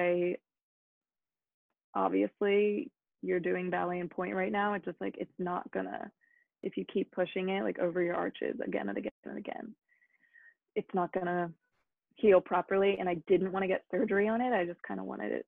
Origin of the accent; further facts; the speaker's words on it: New Jersey, United States; moved away as an adult; also born or lived in New York City; I grew up dancing in South Jersey